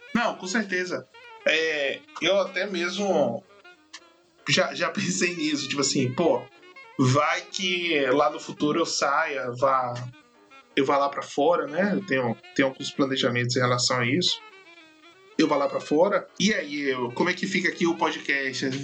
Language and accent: Portuguese; Brazil; also born or lived in Bahia; o nosso país é exuberante